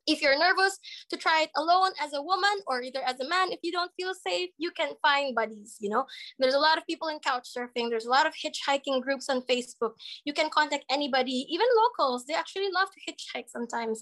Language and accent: English; Philippines; moved away as an adult; now in Ukraine; as a Filipino.